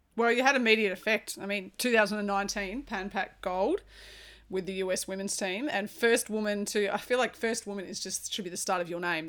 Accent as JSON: {"language": "English", "country": "Australia", "said": "as an Aussie"}